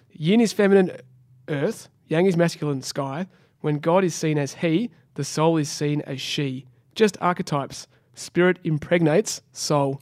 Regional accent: Australia; as an Australian

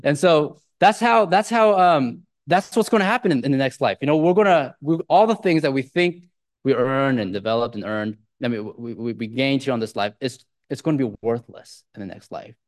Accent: Silicon Valley, California, United States; I grew up in the Silicon Valley

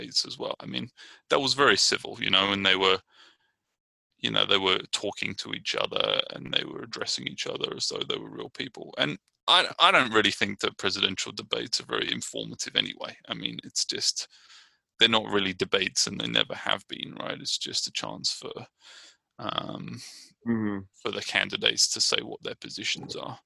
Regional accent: Brighton, South East England, United Kingdom; now in Richmond, United States

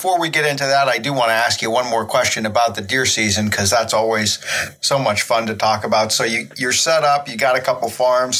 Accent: Pennsylvania, United States; here in my home state of Pennsylvania

